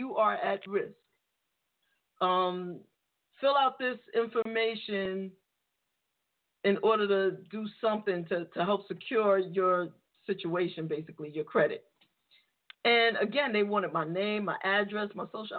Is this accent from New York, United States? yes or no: yes; New York City, New York, United States; the area that I grew up in the Bronx